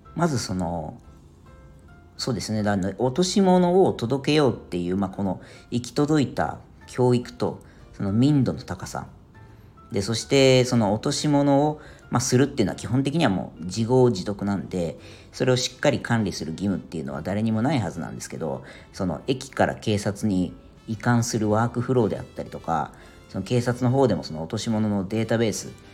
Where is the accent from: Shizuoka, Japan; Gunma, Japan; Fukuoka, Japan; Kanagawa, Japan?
Kanagawa, Japan; Yokohama; moved away as an adult; now in Ireland; 僕はあの地元が横浜なんですけど